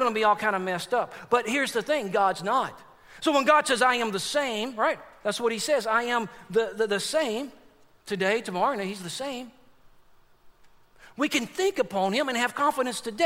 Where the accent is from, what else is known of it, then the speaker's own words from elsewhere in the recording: Forney, Texas, United States; now in Chattanooga, United States; I got a buddy that I grew up with in Forney, Texas. That's where I'm from.